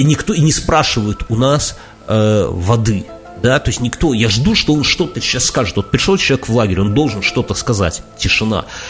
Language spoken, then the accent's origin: Russian; Belarus; мы белорусы